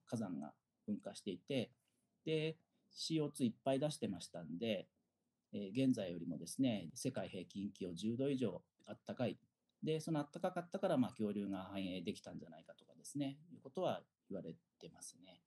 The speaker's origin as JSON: {"language": "Japanese", "town": "Fujinomiya", "region": "Shizuoka", "country": "Japan", "tie": "born or raised there", "said": "静岡県出身でで静岡県のですね富士宮市というところが出身です"}